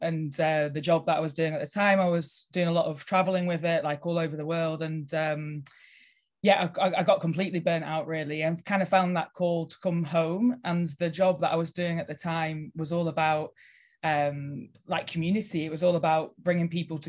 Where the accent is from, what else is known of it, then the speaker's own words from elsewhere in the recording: Cockerham, North West England, United Kingdom; Yeah, so I am born and bred in Cockerham, which is just Lancaster area. I grew up on a farm, and when I was a teenager, I sort of thought I'm going to leave the area.